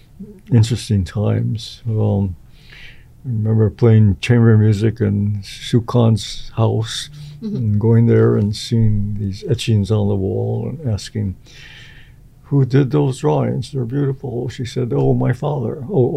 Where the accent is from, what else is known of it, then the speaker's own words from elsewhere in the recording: Hawaii, United States; Well, coming from Hawaii, I had no idea what a row house was.